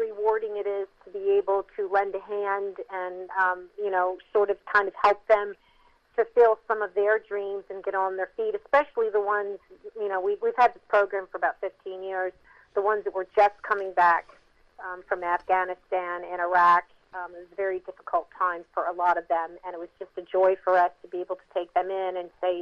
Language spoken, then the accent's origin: English; Mount Holly, New Jersey, United States; I grew up in Mount Holly, New Jersey, in the 60s and 70s